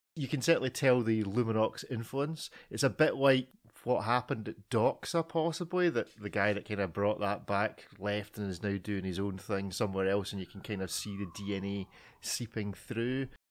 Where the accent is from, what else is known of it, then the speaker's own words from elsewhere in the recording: Scotland, United Kingdom; I'm Scottish